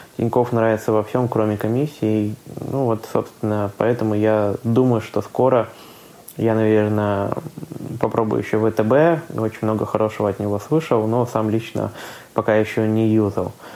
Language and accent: Russian; Khanty-Mansi Autonomous Okrug, Russia; now in Saint Petersburg, Russia; я сам родом из Ханты-Мансийского автономного округа